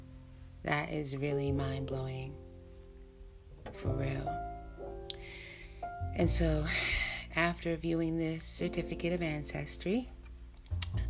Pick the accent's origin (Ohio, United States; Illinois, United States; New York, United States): New York, United States; New York City; I grew up in New York City.